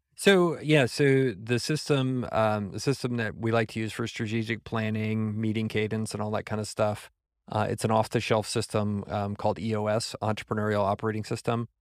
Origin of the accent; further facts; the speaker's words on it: San Antonio, Texas, United States; moved away as an adult; also born or lived in San Francisco Bay Area; I was from San Antonio